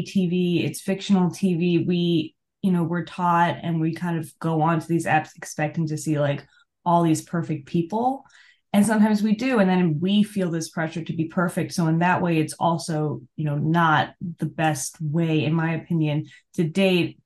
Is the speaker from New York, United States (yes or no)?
yes; New York, United States; I'm also from New York